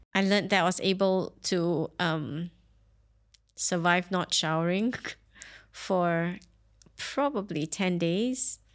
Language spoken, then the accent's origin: English; Singapore; now in Dubai, United Arab Emirates; I grew up in Singapore